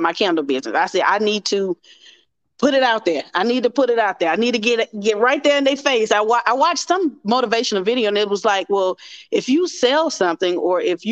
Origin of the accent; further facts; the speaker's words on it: Mobile, Alabama, United States; I'm from Mobile, Alabama